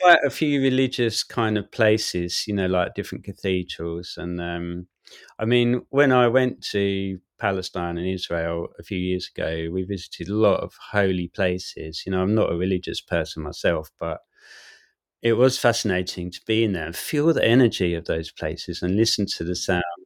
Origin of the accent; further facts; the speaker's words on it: Southend-on-Sea, East of England, United Kingdom; I'm from South End, and so I played in those bands in the South End scenes